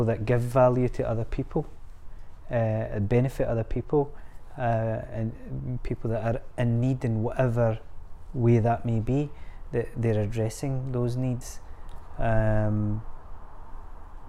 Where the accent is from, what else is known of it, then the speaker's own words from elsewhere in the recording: Scotland, United Kingdom; We're Scottish, we love banter